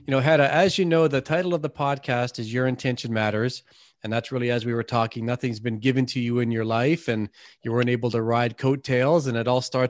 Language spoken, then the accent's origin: English; Canada; I'm a Canadian